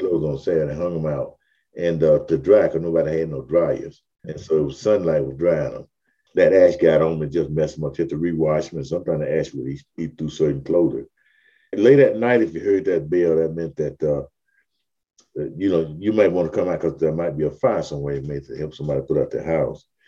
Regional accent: Mobile, Alabama, United States; I was born in 1950 in Africatown itself.

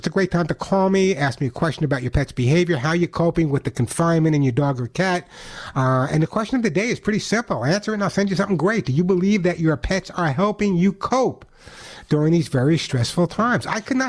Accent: New York, United States; And you never know I was from New York because I don't have the accent anymore, of course, Roxanne.

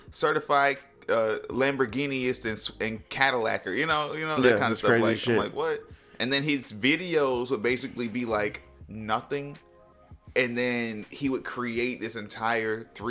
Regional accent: Florida, United States; and I'm from Florida, like, you got to be hard.

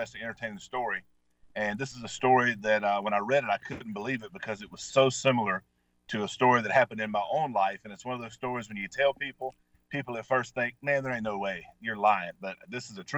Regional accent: Mississippi, United States; I grew up hunting with in Mississippi

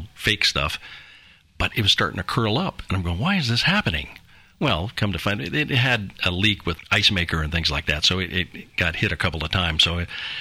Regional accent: Florida, United States; now in Sumner County, Tennessee, United States; I'm from Florida

